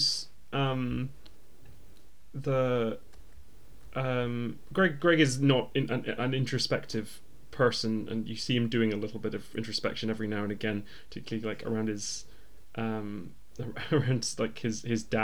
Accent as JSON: {"language": "English", "region": "Scotland", "country": "United Kingdom", "said": "I'm Scottish"}